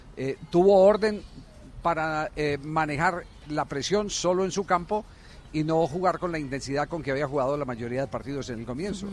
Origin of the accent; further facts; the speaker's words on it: Manizales, Caldas, Colombia; en mi tierra, en la ciudad de Manizales